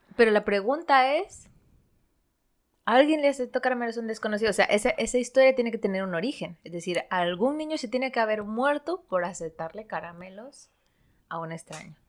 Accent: Santo Domingo, Santo Domingo de los Tsáchilas, Ecuador; now in Spain; Yo crecí en, en Ecuador, en un, una ciudad que se llama Santo Domingo

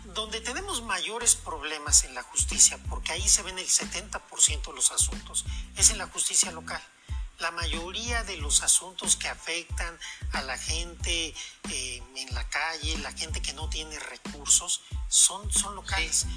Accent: Mexico; como mexicanas y como mexicanos

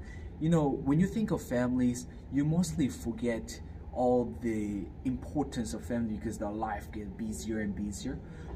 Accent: Fiji; also born or lived in South Korea; now in Hawaii, United States; I was raised in Fiji. But I was born in Korea and I'm Korean

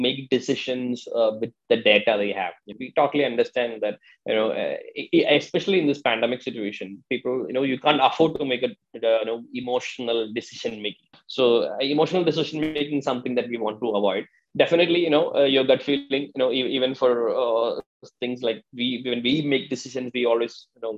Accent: Kerala, India; I'm basically from Kerala

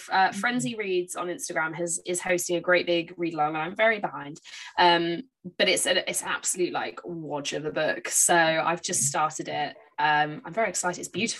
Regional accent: Bridport, South West England, United Kingdom; There is one in Bridport, which is my hometown

